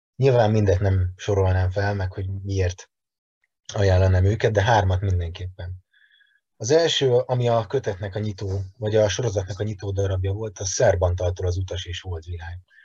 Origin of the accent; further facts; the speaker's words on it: Veszprém, Veszprém County, Hungary; moved away as an adult; now in Budapest, Hungary; Egyébként Veszprémi vagyok, Budapestre hat éve költöztem, de abszolút két laki életmódot élek